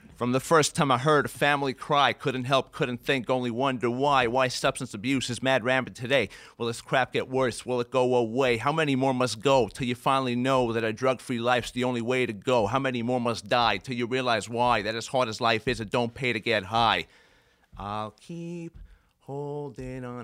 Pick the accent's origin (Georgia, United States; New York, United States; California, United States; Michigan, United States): New York, United States; Brooklyn; I grew up mostly in Brooklyn